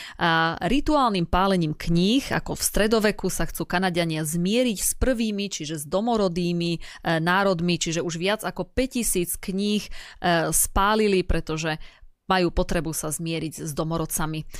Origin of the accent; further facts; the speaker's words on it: eastern Slovakia, Slovakia; u nás na východe